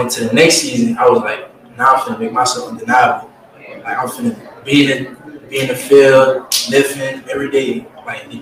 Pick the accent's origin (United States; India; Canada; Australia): United States; Louisiana; I'm from Yardbury, Louisiana